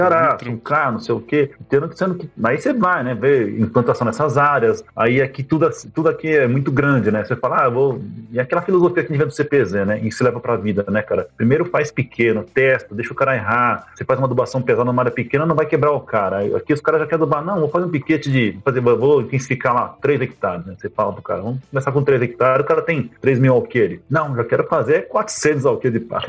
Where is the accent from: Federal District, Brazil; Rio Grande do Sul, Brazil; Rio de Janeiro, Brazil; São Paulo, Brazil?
São Paulo, Brazil; moved away as an adult; now in Rio Verde, Brazil; eu moro aqui em Rio Verde, Goiás, no sudoeste goiano, né? Há 25 anos mais ou menos, eu sou paulistano, paulistano do Butantã, estudei Olha na escola de aplicação da USP lá, do lado da USP, morava do lado da USP no Butantã